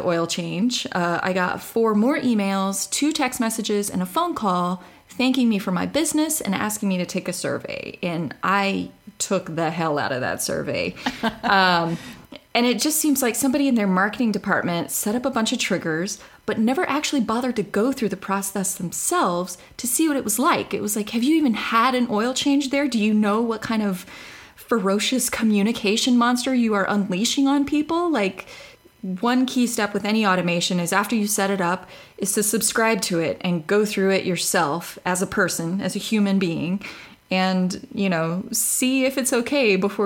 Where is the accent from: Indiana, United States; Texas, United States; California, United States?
Texas, United States; I'm from Texas